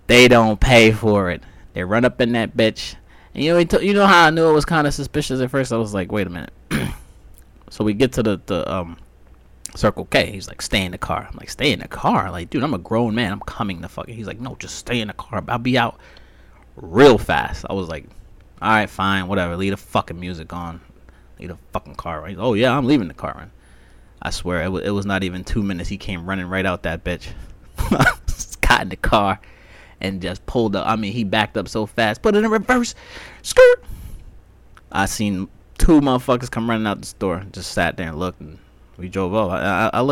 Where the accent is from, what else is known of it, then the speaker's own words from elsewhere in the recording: Las Vegas, Nevada, United States; moved away; I'm from Vegas